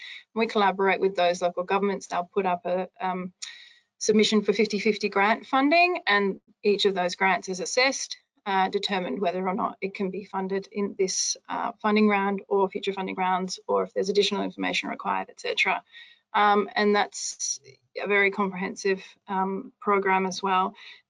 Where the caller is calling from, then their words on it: Western Australia, Australia; So I'm chiming in from Western Australia and talking about the approaches to monitoring and evaluation of the activities and programs and projects that we undertake over here.